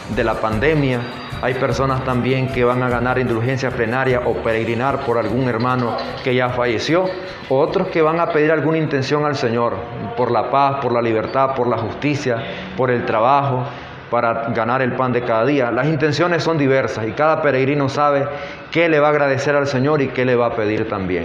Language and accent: Spanish; Nicaragua; enfrentamos como nicaragüenses